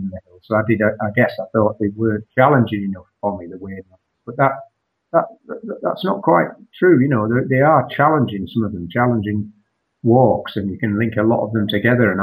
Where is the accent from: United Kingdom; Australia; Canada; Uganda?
United Kingdom; Northallerton, Yorkshire and the Humber; I'm from North Allerton